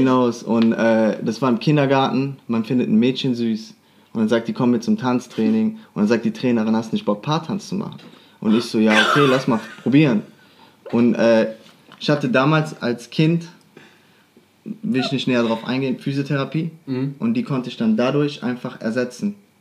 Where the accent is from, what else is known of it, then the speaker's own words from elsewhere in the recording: Düren, North Rhine-Westphalia, Germany; moved away; also born or lived in Aweiler; ich komme aus Düren eigentlich, wohne momentan in Aweiler